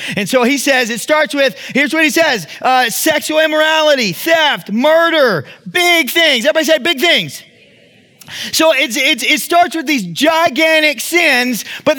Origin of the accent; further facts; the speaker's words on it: Texas, United States; That's a product of how I was raised. I can't help that, right? I'm from the South. That's what we do. I'm from Texas, right?